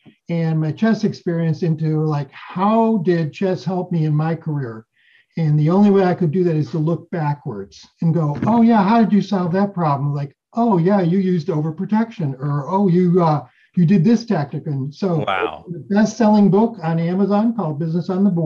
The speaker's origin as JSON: {"language": "English", "town": "Chicago", "region": "Illinois", "country": "United States", "tie": "born or raised there", "said": "I'm a West Suburban Chicago boy my whole life."}